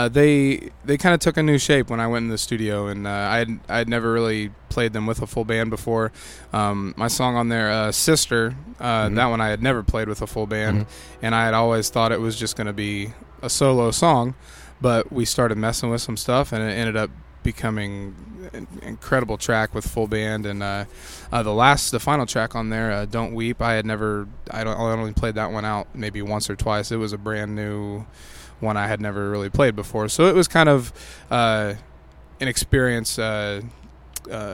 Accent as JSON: {"language": "English", "town": "Frankfort", "region": "Indiana", "country": "United States", "tie": "born or raised there", "moved": "as an adult", "lives_now": "Sheridan, United States", "said": "my hometown, Frankfurt. I was born and raised and lived there my entire life."}